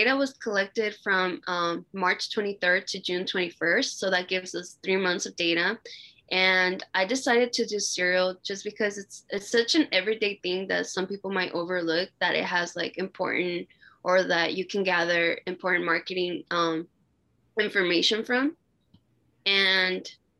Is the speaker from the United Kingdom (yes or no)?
no; Mexico; moved away; I grew up in Mexico